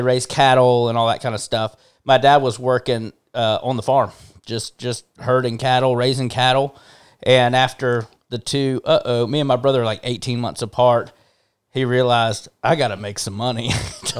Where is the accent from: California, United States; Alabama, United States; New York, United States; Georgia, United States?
Alabama, United States; Hoover; also born or lived in Montgomery, Alabama / Nashville, Tennessee; born in Montgomery, uh, you know, southern, more southern Alabama. Sh- quickly after being born, we moved up to Birmingham, um, and lived in in Hoover most of my life